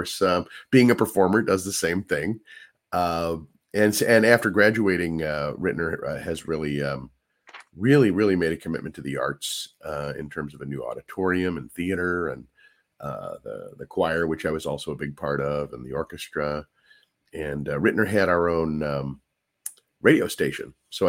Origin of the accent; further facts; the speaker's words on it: St. Louis, Missouri, United States; Yeah. Born in St. Louis. Traveled all around as a kid, but we always came back to St. Louis. That's my hometown.